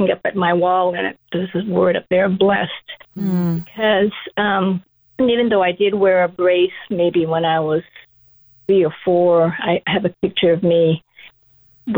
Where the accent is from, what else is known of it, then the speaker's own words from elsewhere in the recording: Kailua, Hawaii, United States; also born or lived in Honolulu; growing up in rural Kailua